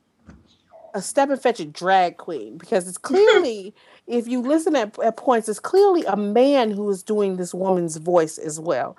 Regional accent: Detroit, Michigan, United States; I'm from Detroit

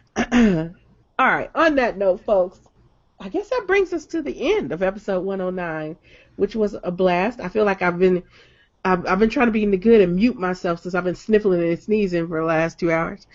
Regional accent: Detroit, Michigan, United States; I'm from Detroit

